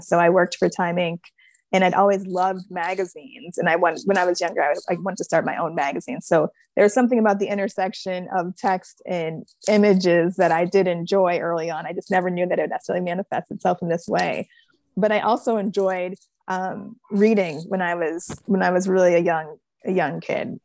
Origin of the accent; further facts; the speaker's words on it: Buffalo, New York, United States; my hometown